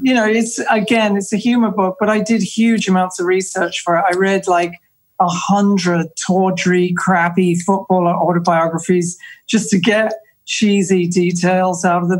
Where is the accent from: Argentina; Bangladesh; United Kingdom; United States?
United Kingdom; England; moved away; I'm English